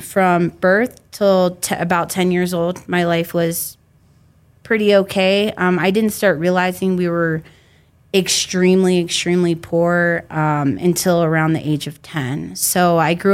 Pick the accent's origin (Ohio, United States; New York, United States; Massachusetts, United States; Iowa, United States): Ohio, United States; Youngstown; I'm from Youngstown, Ohio, which is a really small city in Northeast Ohio.